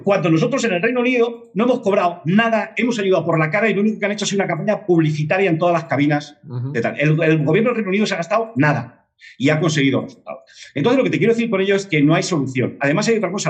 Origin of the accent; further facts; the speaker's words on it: Madrid, Community of Madrid, Spain; also born or lived in Barcelona / Granollers; aunque soy de Madrid, de Lavapiés, o sea, más Madrid no se puede ser